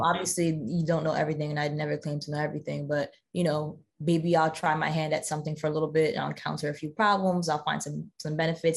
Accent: New Jersey, United States; growing up in South Jersey

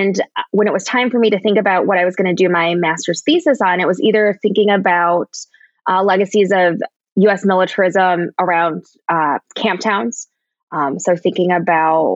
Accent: Rochester, New York, United States; also born or lived in South Korea; I was raised in a suburb of Rochester, New York

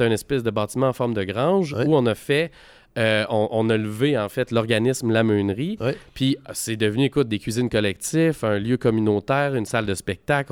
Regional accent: Val-des-Sources, Quebec, Canada; also born or lived in Timmins, Ontario; je suis né à Asbestos à l'âge de 3 ans.

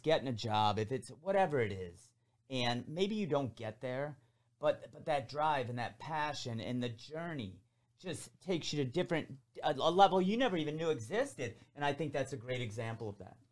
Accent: Downriver, Detroit area, Michigan, United States; I, I, I grew up here. I'm, I'm from the Down River area, which is about twenty minutes south of Detroit

